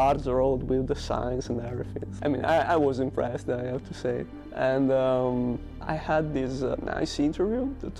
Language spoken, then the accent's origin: English; Padua, Veneto, Italy; moved away as an adult; now in Germany; Padova is my hometown, and I grew up there